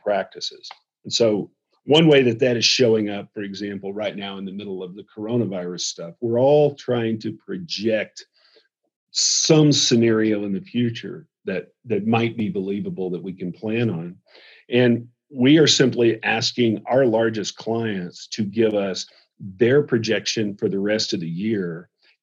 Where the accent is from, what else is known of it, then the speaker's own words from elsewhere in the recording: the South, United States; I'm from the South